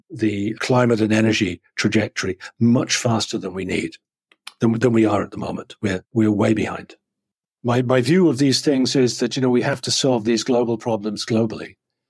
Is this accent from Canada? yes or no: no; England, United Kingdom; particularly being English, India has a kind of a certain natural connection, as does Hong Kong. So, you know, so as an Englishman, I can travel to Hong Kong